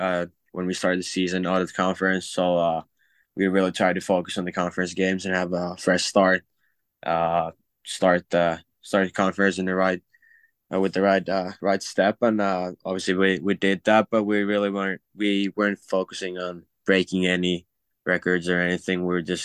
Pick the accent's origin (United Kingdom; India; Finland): Finland; English is a second language; now in St. Cloud, United States; Yeah, I mean, I just don't think I can do any NIL deals because I'm from Finland